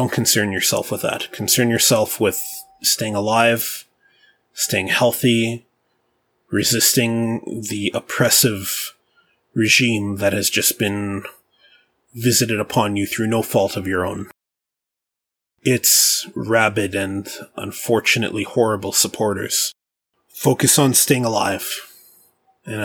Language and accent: English; Canada; I'm Canadian